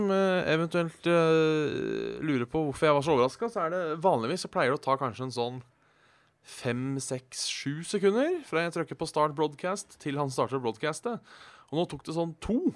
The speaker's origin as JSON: {"language": "Norwegian", "area": "Hønefoss / Ådalen", "region": "Buskerud", "country": "Norway", "said": "Vi er tross alt fra Hønefoss"}